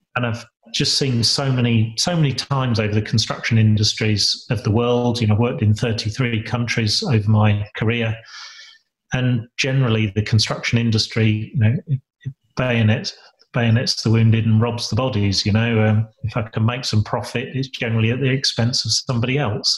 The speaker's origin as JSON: {"language": "English", "area": "Lincolnshire", "region": "East Midlands", "country": "United Kingdom", "tie": "born or raised there", "also_born_or_lived": "Sheffield", "moved": "as an adult", "said": "I was born and bred in Lincolnshire"}